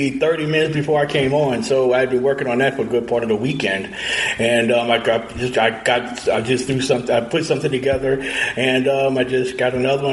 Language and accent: English; Louisiana, United States; my home state of Louisiana